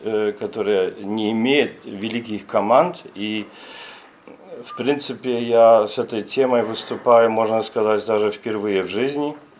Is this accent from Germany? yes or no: yes; Germany; Russian is a second language